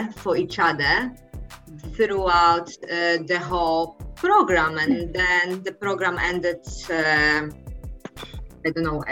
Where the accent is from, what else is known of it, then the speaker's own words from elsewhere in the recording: Poland; I'm from Poland